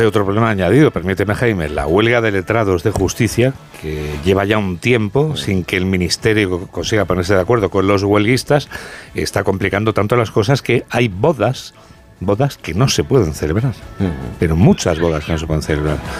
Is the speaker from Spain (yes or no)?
yes; Spain; Yo como español que desayuna de pie